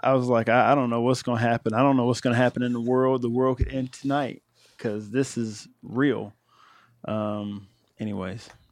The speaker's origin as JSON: {"language": "English", "region": "Ohio", "country": "United States", "said": "I'm from Ohio"}